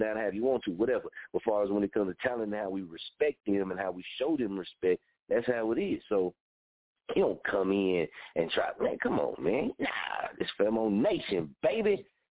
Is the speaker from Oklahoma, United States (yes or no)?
yes; Muskogee, Oklahoma, United States; I'm from Oklahoma, from Muskogee, and I say I'm a Okieton